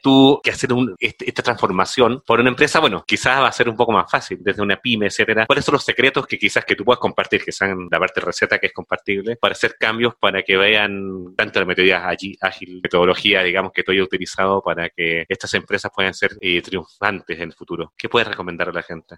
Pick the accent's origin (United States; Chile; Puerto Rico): Chile; soy de Chile